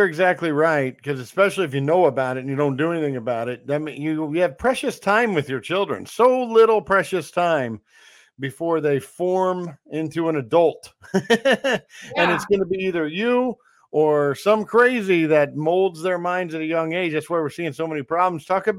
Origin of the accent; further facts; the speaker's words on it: Olathe, Kansas, United States; moved away as an adult; now in Florida, United States; I'm from Kansas City as well.